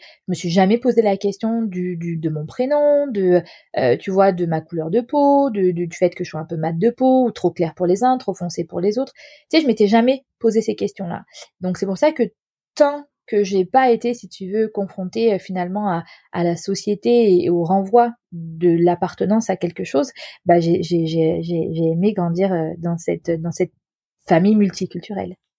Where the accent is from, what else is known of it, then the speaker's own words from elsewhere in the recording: France; j'ai grandi en France